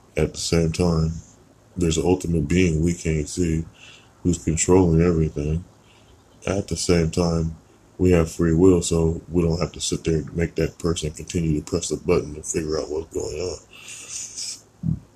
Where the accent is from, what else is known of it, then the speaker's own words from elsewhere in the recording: United States; being born American in a crazy place